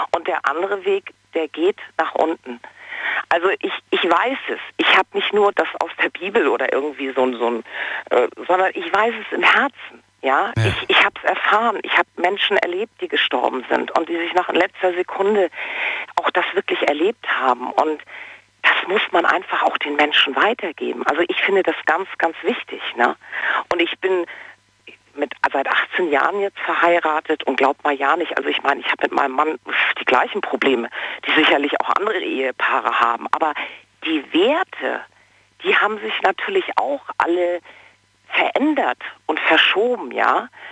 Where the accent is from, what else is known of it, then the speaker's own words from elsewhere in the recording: Kiel, Schleswig-Holstein, Germany; moved away as an adult; also born or lived in Munich; wir kommen ursprünglich aus Kiel